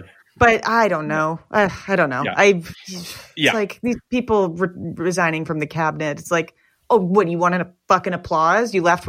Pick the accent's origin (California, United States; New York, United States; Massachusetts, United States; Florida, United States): New York, United States; I grew up in New York